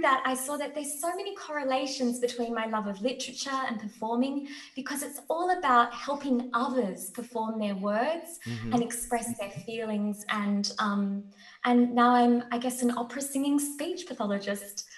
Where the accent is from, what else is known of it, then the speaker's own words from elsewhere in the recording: Australia; I'm Australian. So I live at the bottom of the world.